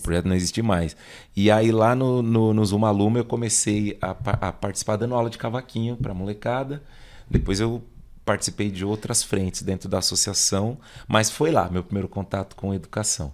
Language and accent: Portuguese; Embu das Artes, São Paulo, Brazil; also born or lived in Saúde, São Paulo; eu só nasci lá, mas eu já vim para Embu das Artes. Ah, eu moro na zona leste de Embu das Artes